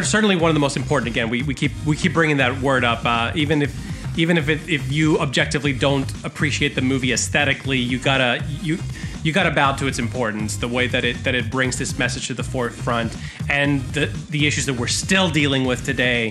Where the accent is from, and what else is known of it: Puerto Rico